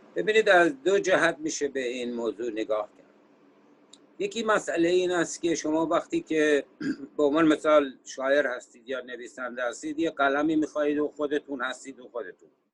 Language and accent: Persian; Sari, Mazandaran, Iran; moved away as an adult; also born or lived in Tehran, Iran / Virginia, United States; now in United States; من اهل ساری هستم و در سال 1968 میلادی به امریکا آمدم